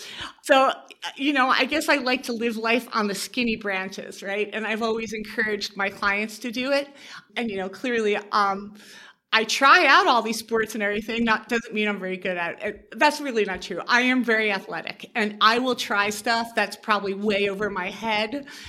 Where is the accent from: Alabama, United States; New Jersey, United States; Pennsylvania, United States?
New Jersey, United States; also born or lived in New York City / Denver; Well, you know, I'm from New Jersey. I've lost my accent, I believe. And, you know, I lived in New York City for a long time.